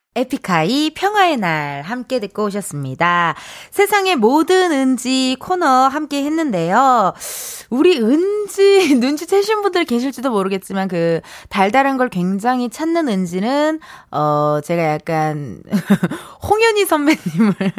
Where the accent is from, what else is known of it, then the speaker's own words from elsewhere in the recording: Incheon, South Korea; 제가 인천 사람이잖아요.